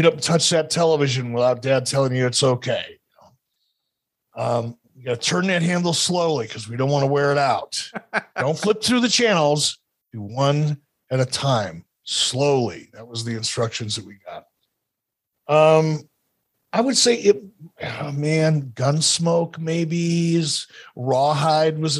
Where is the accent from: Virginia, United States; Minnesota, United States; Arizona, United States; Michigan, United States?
Michigan, United States; Detroit; I grew up in Detroit in a lower income, probably lower middle income neighborhood.